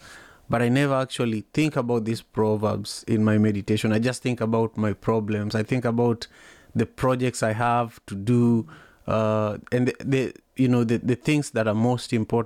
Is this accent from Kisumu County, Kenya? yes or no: yes; Kisumu, Kisumu County, Kenya; I was born and raised in Kisumu, Kenya